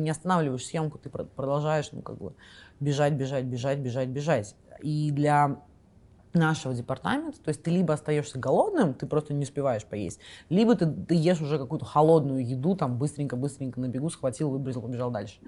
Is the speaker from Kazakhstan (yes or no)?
yes; Kazakhstan; moved away as an adult; also born or lived in Russia; now in New Zealand; я из Казахстана